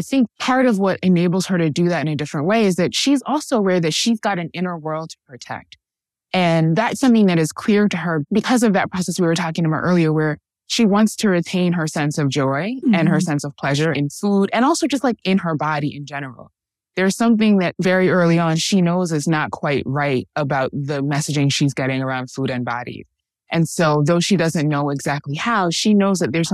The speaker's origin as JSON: {"language": "English", "town": "New York City", "region": "New York", "country": "United States", "tie": "born or raised there", "moved": "yes", "lives_now": "Washington DC, United States", "said": "born and raised in Harlem"}